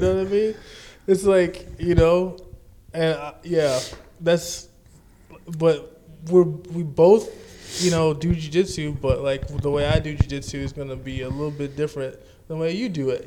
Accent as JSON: {"language": "English", "town": "New Orleans", "region": "Louisiana", "country": "United States", "tie": "born or raised there", "said": "I grew up in New Orleans too"}